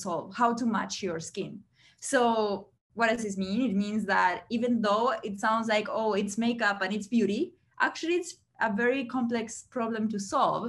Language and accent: English; Uruguay; moved away; I'm originally from Uruguay, from South America.